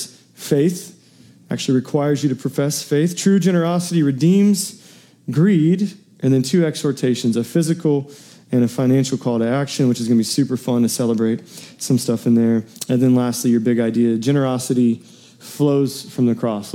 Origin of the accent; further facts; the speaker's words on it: Metropolis, Illinois, United States; I was raised in Metropolis, Illinois, southern tip of Illinois